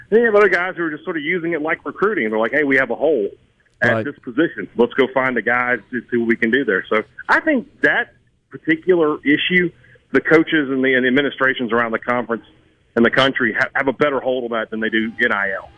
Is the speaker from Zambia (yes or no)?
no; Vicksburg, Mississippi, United States; my hometown of Vicksburg